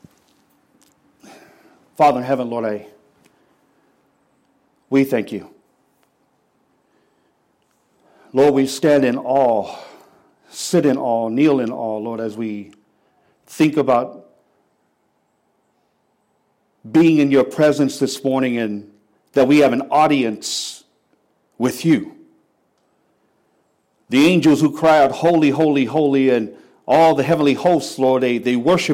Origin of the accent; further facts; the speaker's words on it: Seattle, Washington, United States; also born or lived in San Francisco, California / Tacoma, Washington; I grew up in West Seattle